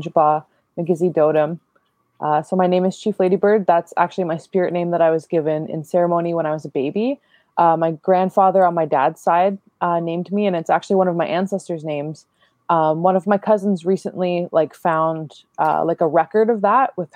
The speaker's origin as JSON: {"language": "English", "area": "Rama First Nation", "region": "Ontario", "country": "Canada", "tie": "born or raised there", "also_born_or_lived": "Toronto", "said": "So I come from Rama First Nation and Moosier Point First Nation. I grew up in Rama"}